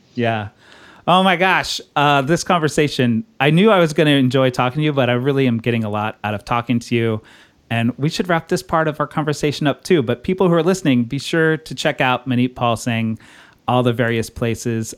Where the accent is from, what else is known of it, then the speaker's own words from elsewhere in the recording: Texas, United States; now in Brooklyn, United States; I grew up in Texas.